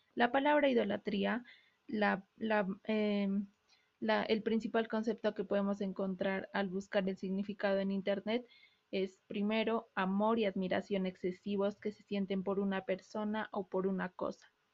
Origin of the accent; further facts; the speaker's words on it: Peru; El Perú, el país de donde soy